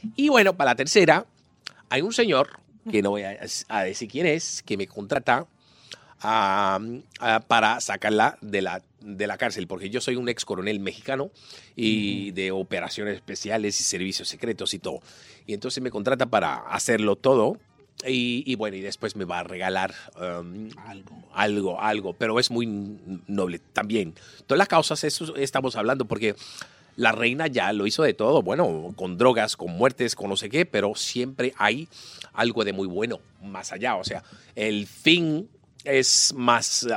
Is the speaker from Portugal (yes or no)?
yes; Lisbon, Portugal; Spanish is a second language; now in Venezuela; Yo soy portugués, De Lisboa